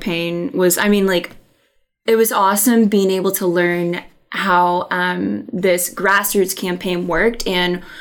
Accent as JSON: {"language": "English", "town": "Bentonville", "region": "Arkansas", "country": "United States", "said": "I'm from Bentonville"}